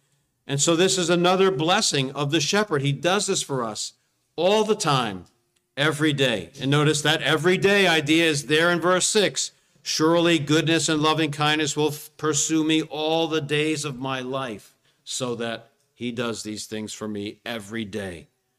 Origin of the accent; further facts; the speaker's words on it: New Jersey, United States; Well, we come from South Jersey. South Jersey is kind of a beautiful place, but not like here.